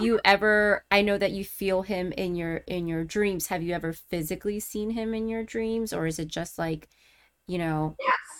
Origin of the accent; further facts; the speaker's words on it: Miami, Florida, United States; moved away; also born or lived in Maryland; I'm from uh, Miami, Florida originally, so when I moved up to to Maryland to like the DC area